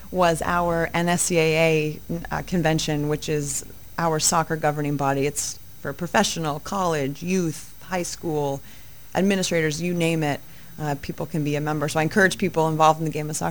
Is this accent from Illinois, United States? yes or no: no; North Yarmouth, Maine, United States; also born or lived in Virginia; I'm a girl from North Yarmouth